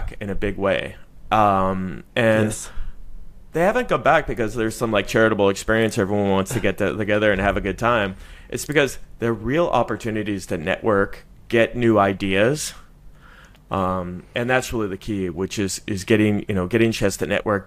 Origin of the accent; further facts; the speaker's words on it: Silicon Valley, California, United States; moved away; I'm originally from California, from the Silicon Valley